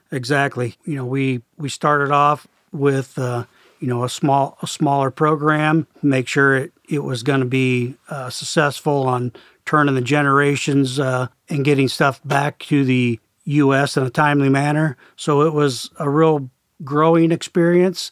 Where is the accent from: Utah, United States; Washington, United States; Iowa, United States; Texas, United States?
Iowa, United States; Perry; I grew up in Perry, Iowa, just a small town, about fifteen miles north of our main corporate office.